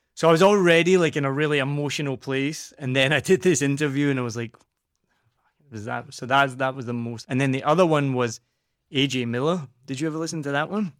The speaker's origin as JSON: {"language": "English", "region": "Scotland", "country": "United Kingdom", "also_born_or_lived": "New Zealand", "accent": "Scottish", "moved": "yes", "said": "I'm from Scotland"}